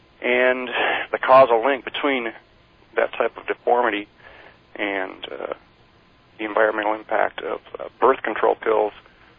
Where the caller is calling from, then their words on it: Midwest, United States; I'm calling from the Midwest.